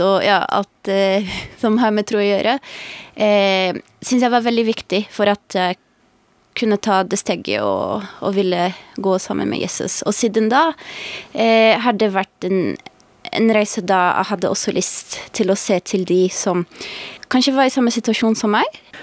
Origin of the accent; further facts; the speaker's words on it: Brazil; Norwegian is a second language; also born or lived in United States; now in Norway; jeg kommer fra Brasil